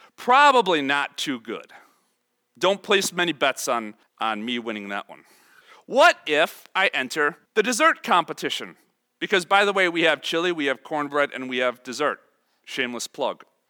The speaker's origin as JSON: {"language": "English", "town": "Chicago", "region": "Illinois", "country": "United States", "said": "I am from Chicago, I am about the poster child of suburban Chicago life"}